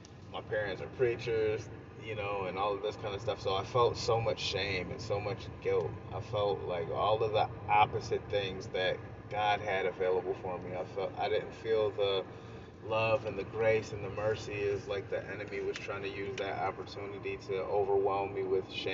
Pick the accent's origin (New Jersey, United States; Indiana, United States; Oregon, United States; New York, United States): New York, United States; Rome; I grew up in Rome, New York, upstate New York. It's a town kind of near Syracuse